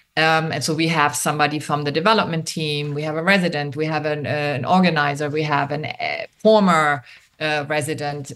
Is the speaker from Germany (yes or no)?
yes; Germany; English is a second language; moved away as an adult; also born or lived in New York; now in Miami, United States; I am originally from Germany and I came to Miami in the late 80s to study film